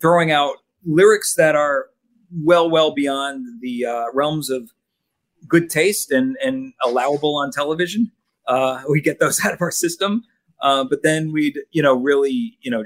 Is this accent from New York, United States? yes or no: yes; Long Island, New York, United States; I grew up on Long Island.